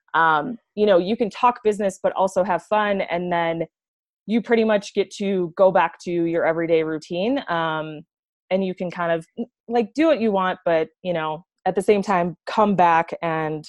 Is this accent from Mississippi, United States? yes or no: no; Wisconsin, United States; moved away as an adult; now in Colorado, United States; I am originally from Wisconsin